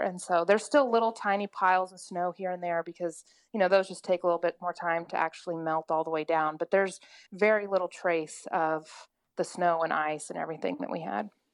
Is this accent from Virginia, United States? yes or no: no; Oklahoma, United States; I'm … in Oklahoma